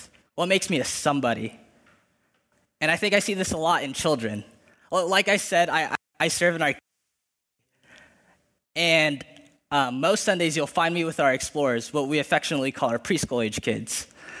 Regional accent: Philippines; I'm Filipino, and the list could go on.

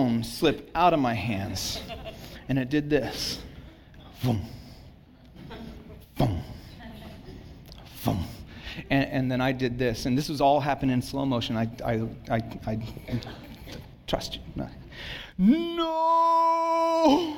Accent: Santa Cruz, California, United States; I grew up in Santa Cruz

